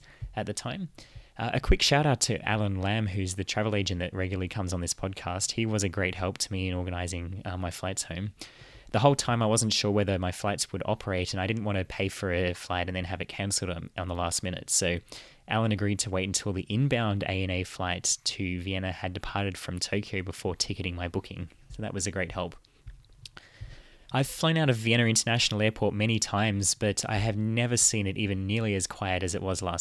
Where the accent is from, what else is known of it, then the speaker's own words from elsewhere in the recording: Canberra, Australian Capital Territory, Australia; I'm from Canberra.